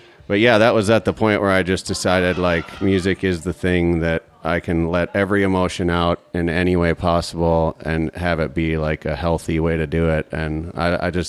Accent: Minnesota, United States; now in Colorado, United States; I'm from Minnesota

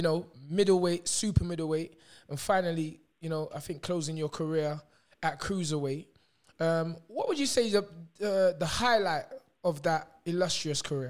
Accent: London, United Kingdom; I was born and brought up in Wheatland House in Dockenham Hill Estate

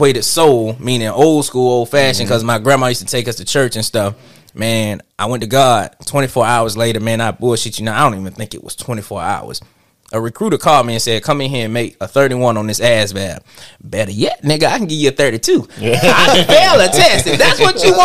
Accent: Atlanta, Georgia, United States; I'm from Atlanta

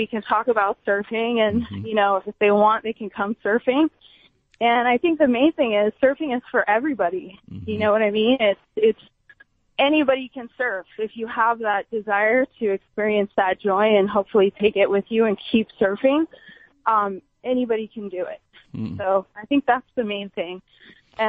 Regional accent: Big Island, Hawaii, United States; growing up on an island, there's nothing

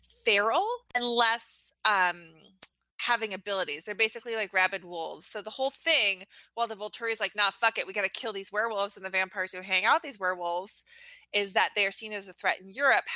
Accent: Alaska, United States; I grew up in Alaska

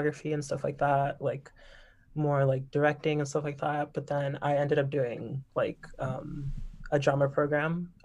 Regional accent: Miami, Florida, United States; moved away as an adult; also born or lived in Boston, Massachusetts / New York; I am from Miami, Florida, born and raised

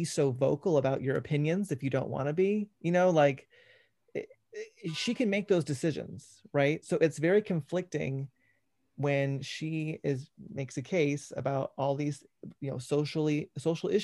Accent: Georgia, United States; I grew up in Georgia

